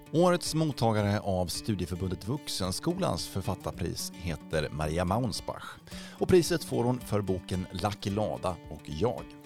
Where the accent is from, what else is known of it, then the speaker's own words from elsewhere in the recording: Östergötland, Sweden; jag är ju inte skåning någonstans utan är född i Östergötland eh, i en landsbygd eller i, i en mindre ort